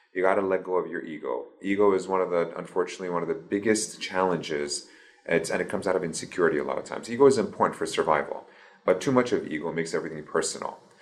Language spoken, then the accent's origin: English; Iran; moved away; also born or lived in Baton Rouge, Louisiana, United States; So I was born in Baton Rouge, in Louisiana. And then at the age of three and a half, we moved to Iran